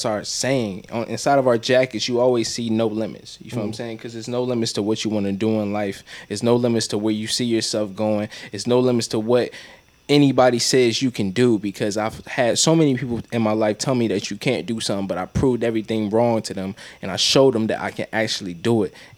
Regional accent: Cleveland, Ohio, United States; I'm from Cleveland. I done been in the nice parts of Cleveland, and I've been in the hard parts of Cleveland.

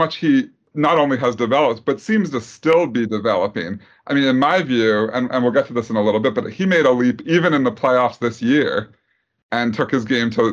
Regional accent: Philadelphia, Pennsylvania, United States; I'm from Philadelphia.

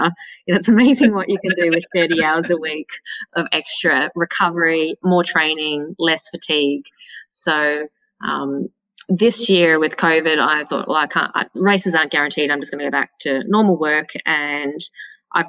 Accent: Melbourne, Victoria, Australia; moved away as an adult; now in Queensland, Australia; I grew up in Melbourne. I was there until late 20s, early 30s, I think.

